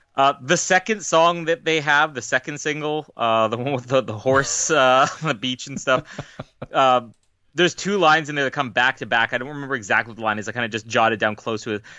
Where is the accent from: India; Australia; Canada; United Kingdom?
Canada